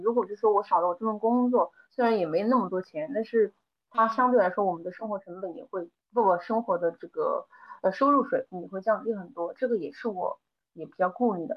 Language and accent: Chinese; Changde, Hunan, China; also born or lived in Hangzhou; now in Changsha, China; 现在是在长沙定居，但是我又是在，呃，湖南的某一个就是长，就市里面长大的，所以说也不算土生土长的长沙人